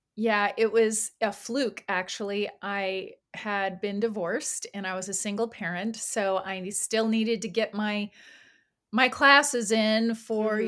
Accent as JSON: {"language": "English", "region": "California", "country": "United States", "moved": "yes", "lives_now": "Atlanta, United States", "said": "I moved from California a while back. I'm originally from there."}